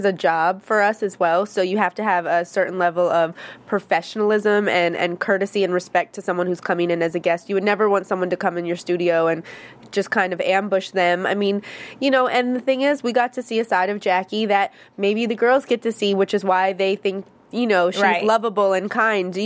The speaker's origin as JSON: {"language": "English", "region": "upstate New York", "country": "United States", "also_born_or_lived": "Harlem, New York", "said": "I'm from, like, a small town in upstate New York"}